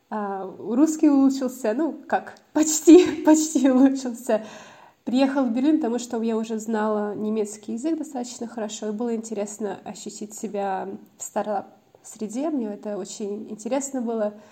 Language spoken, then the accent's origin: Russian; Auckland, New Zealand; also born or lived in Moscow, Russia; А, я родилась в Москве, но когда мне было 12 лет, а, даже, наверное, пораньше, я переехала в Новую Зеландию, в Окленд, и там жила, наверное, лет 10. Получается, там я выросла, там закончила школу